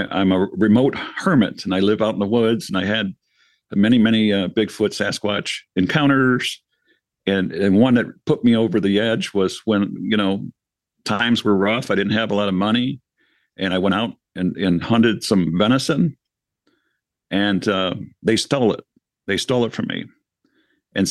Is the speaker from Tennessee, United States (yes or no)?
no; Michigan, United States; Michigan because this is my home state